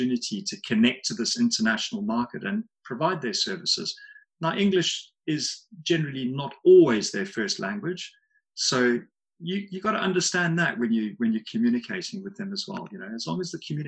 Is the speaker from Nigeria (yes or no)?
no; Zimbabwe; moved away; also born or lived in Harare, Zimbabwe / South Africa / Victoria Falls, Zimbabwe; I grew up in Zim. I grew up in a ranch in the southeast of the country.